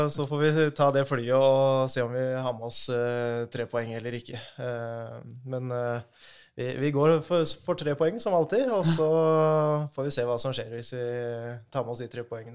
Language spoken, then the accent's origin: Norwegian; Jevnaker, Innlandet, Norway; har spilt hele livet mitt i Jevnaker, moderklubben der jeg er fra.